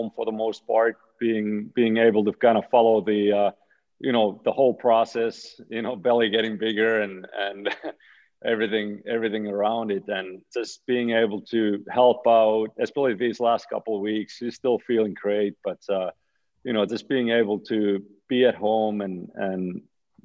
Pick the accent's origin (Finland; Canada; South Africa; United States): Finland; Oulu, North Ostrobothnia; moved away as an adult; my hometown pro team, Karpat